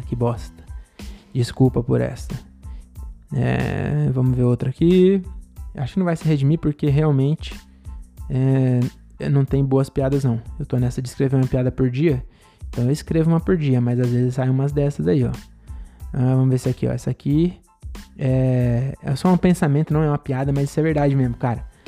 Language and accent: Portuguese; Francisco Morato, São Paulo, Brazil; Francisco Morato, minha cidade, não é minha cidade natal, porque eu nasci em São Paulo, mas eu mudei para Morato com 11 meses